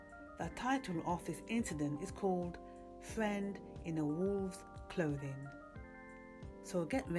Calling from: London, United Kingdom; from London, UK

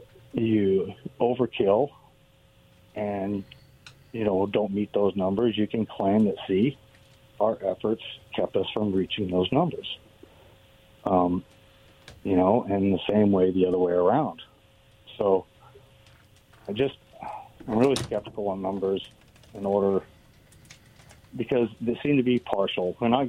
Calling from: Richland, Washington, United States; Good afternoon. This is … from Richland.

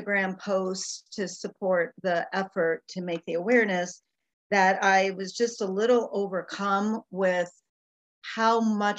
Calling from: Tampa, Florida, United States; I am calling in from the Tampa Bay area in Florida in the United States.

